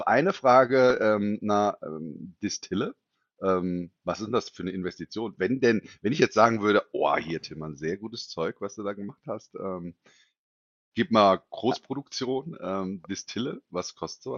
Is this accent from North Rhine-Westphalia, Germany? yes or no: no; Hesse, Germany; als Hesse